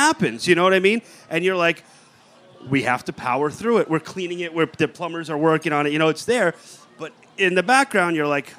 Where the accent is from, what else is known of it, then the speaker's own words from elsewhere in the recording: New York City, New York, United States; So I grew up in Brooklyn, and I grew up on Dietmas and East 9th Street.